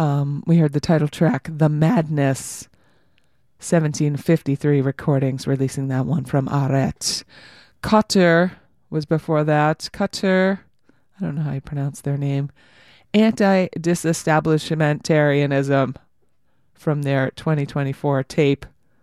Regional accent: San Francisco, California, United States; We're all people from San Francisco and the Bay Area just doing radio programs because we like to, and we have fun.

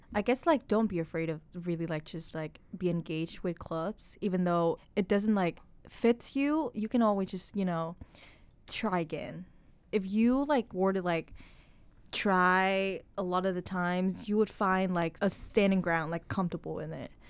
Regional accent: Hanoi, Vietnam; English is a second language; moved away as an adult; now in Corvallis, United States; I was born and raised in Hanoi, which is, like, one of the biggest city

